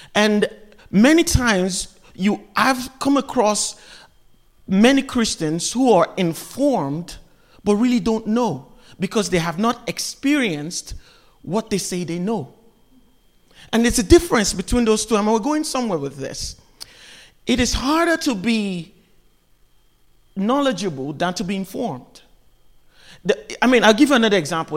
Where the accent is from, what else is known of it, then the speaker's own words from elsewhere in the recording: Nigeria; now in United States; I'm from Nigeria. I grew up in Nigeria